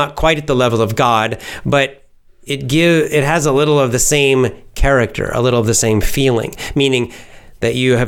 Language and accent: English; the South, United States; also born or lived in Georgia; now in Japan; I was born in the South and grew up in the South, the southern part of the United States.